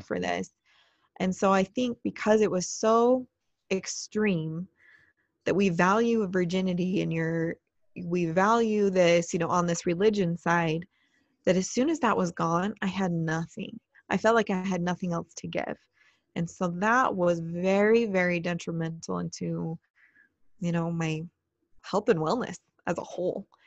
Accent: Utah, United States; I'm from Utah, we record out of Utah

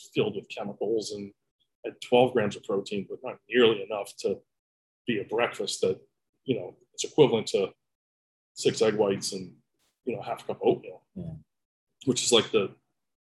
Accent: Boston, Massachusetts, United States; moved away as an adult; I grew up in Boston, spent my whole life there. We moved here about 6 years ago.

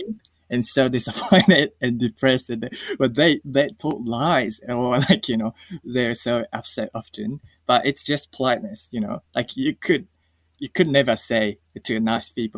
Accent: Japan; moved away; when I grew up in Japan at schools

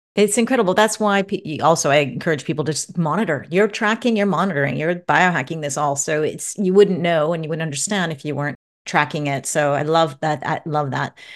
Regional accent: Santa Monica, California, United States; My hometown

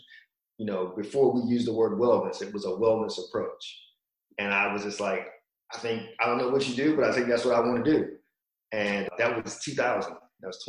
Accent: Virginia, United States; moved away as an adult; I'm from Virginia originally

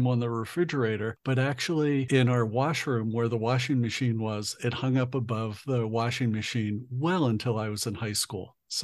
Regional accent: Southern New Jersey, United States; I'm from Southern New Jersey as well.

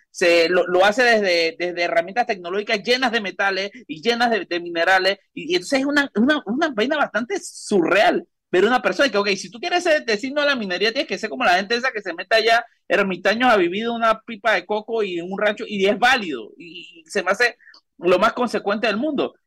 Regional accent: Panama; nosotros como panameños

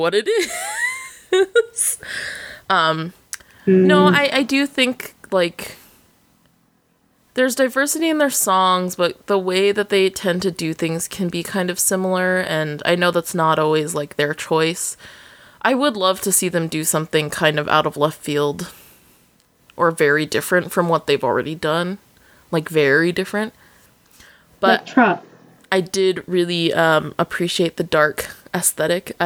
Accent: Alaska, United States; I came from Alaska, yeah, please. I'm the Alaska girl.

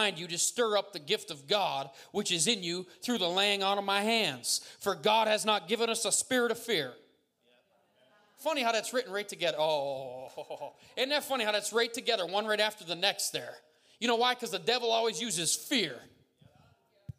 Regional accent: Montdale, Tompkinsville, Pennsylvania, United States; I'm from Montdale. Tompkinsville, to be exact

